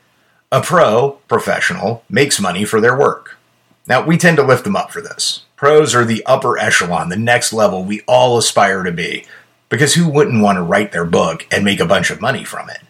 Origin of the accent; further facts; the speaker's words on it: Columbia, Missouri, United States; I grew up around the University of Missouri